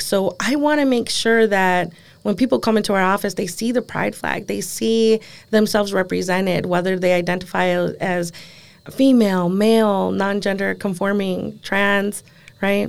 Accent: Door County, Wisconsin, United States; I'm from Door County.

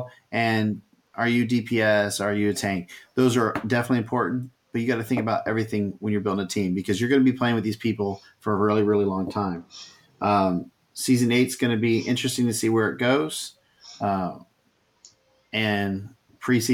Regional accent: Texas, United States; moved away; I'm from Texas originally

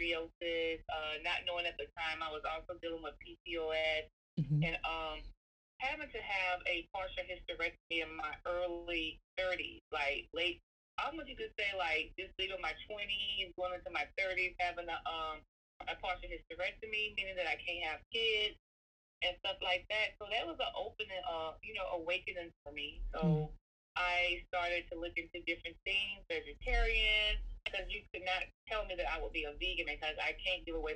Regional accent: Philadelphia, Mississippi, United States; moved away; I'm originally from Philadelphia, Mississippi. So, and Mississippi, you know, we just ate the southern food

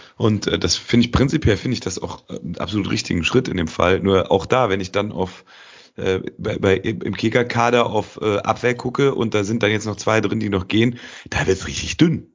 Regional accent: Cologne, North Rhine-Westphalia, Germany; als Kölner in Köln

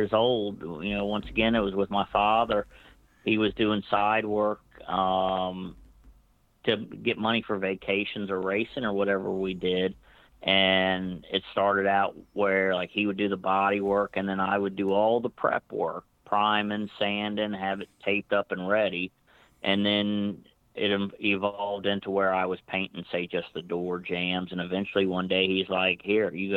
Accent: Northern Virginia, United States; growing up in Northern Virginia area

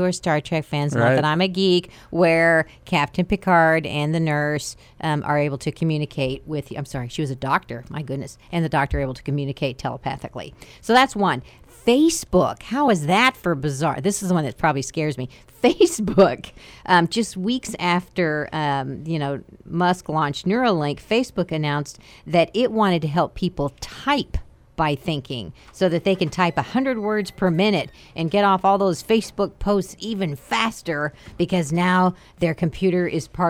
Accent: United States; moved away; I grew up in the Panhandle where it's like high plains.

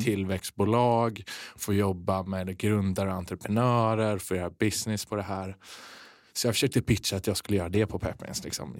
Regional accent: Kungsbacka, Halland County, Sweden; från västkusten, Kungsbacka

